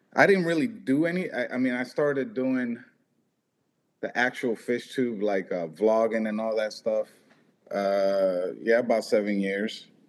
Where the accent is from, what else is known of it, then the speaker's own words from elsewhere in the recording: Florida, United States; also born or lived in Boston, Massachusetts; I was raised and uh, I uh, moved here when I was like seven, I believe. So I was. I'm mostly Floridian